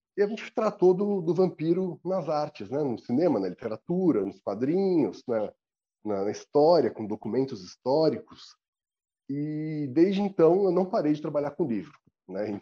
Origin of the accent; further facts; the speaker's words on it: São Paulo, Brazil; eu tenho 42 anos, sou paulistano